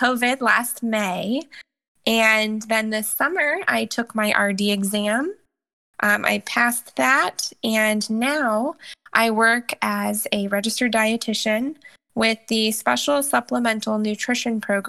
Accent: Indianapolis, Indiana, United States; moved away as an adult; now in Ohio, United States; I'm originally from Indianapolis, Indiana, but I've actually been in Ohio for the past 7 years.

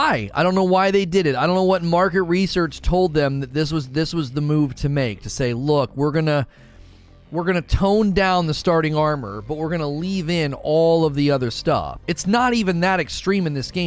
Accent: the North, United States; I'm from the North

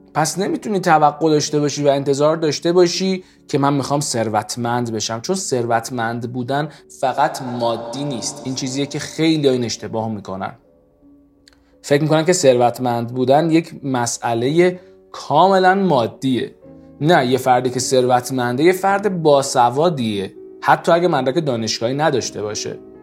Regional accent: Iran; ما ایرانیم

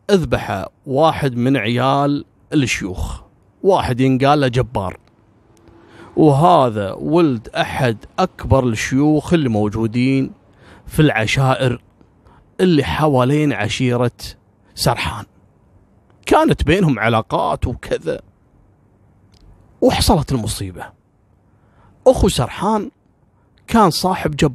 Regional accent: Kuwait; على فكره كثير يعتقد ان يعني انا ككويتي مثلا او الكويتيين ممكن لهم موقف من العراق

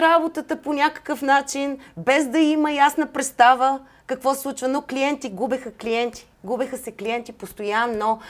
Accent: Bulgaria; also born or lived in Atlanta, United States; аз също съм българка

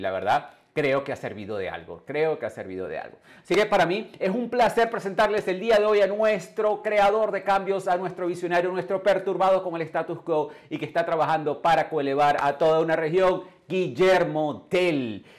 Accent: Venezuela; moved away as an adult; also born or lived in England / Canada / United States; yo salí de Venezuela hace más de 21 años, yo me desarrollé en el mundo, en el mundo anglo, yo viví en Inglaterra, yo viví en Canadá, viví en los Estados Unidos

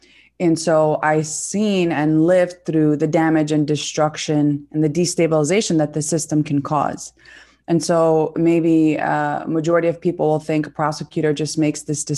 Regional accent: Brooklyn, New York, United States; I am the daughter of Palestinian immigrants. We're all born and raised in Sunset Park, Brooklyn.

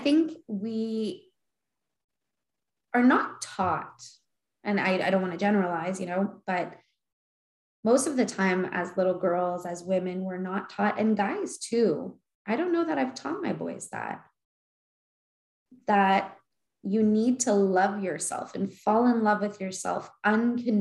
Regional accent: Winnipeg, Manitoba, Canada; I was born in Winnipeg

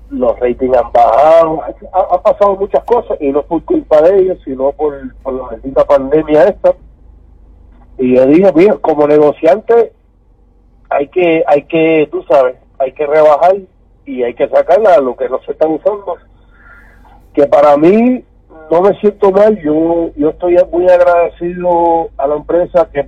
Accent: San Juan, Puerto Rico; Yo no soy de Santa Isabel. Ese es el viejo mío. Yo soy de San Juan, Puerto Rico, la capital.

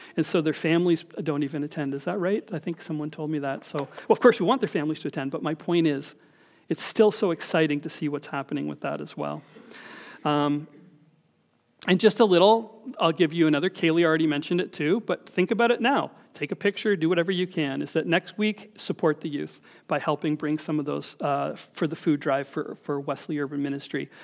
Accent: Scarborough, Ontario, Canada; I was from Scarborough

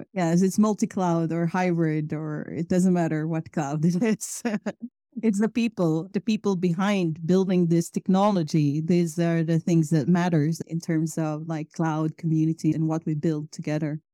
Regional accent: Philippines; moved away as an adult; now in Sweden; I moved from Philippines to Sweden about eleven years ago.

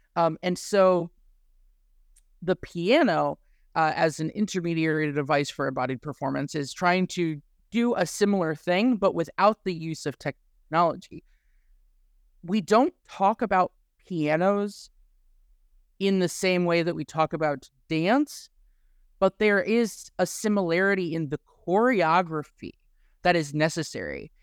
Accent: Midwest, United States; growing up in the Midwest.

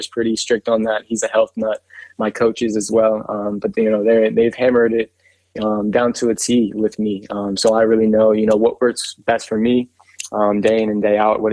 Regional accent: Virginia, United States; growing up in Virginia and experiencing, you know, all four seasons in one day

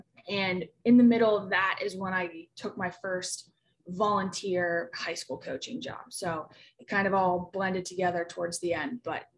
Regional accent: Pittsburgh, Pennsylvania, United States; I'm from Pittsburgh, Pennsylvania. Went to West Allegheny High School right over here by the airport in Pittsburgh.

